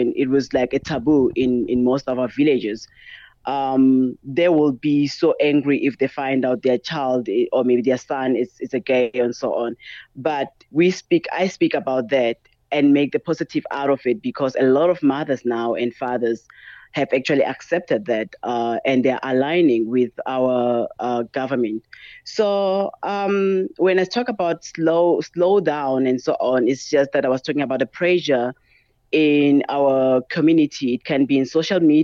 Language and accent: English; Limpopo, South Africa; moved away as an adult; also born or lived in Johannesburg, Gauteng / Cape Town / North West; I'm from South Africa, and I have lived here my entire life. I was actually born here and raised here.